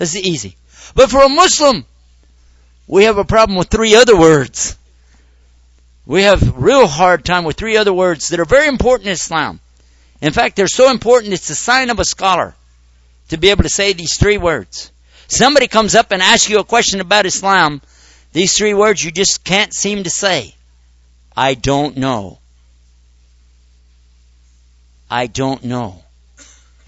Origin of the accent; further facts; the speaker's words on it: United States; in my society as an American